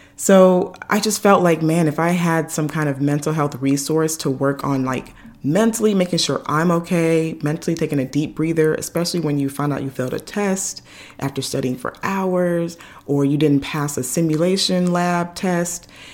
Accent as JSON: {"language": "English", "country": "Nigeria", "said": "me being Nigerian, you know, all the aunties and uncles want to come over and cook and do all those things"}